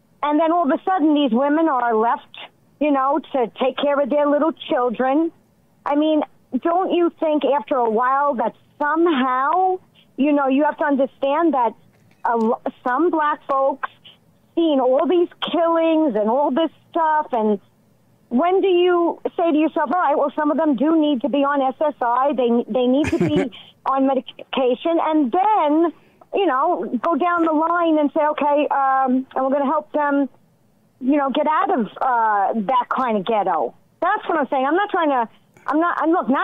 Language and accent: English; New York City, New York, United States; moved away; I'm originally from Brooklyn, New York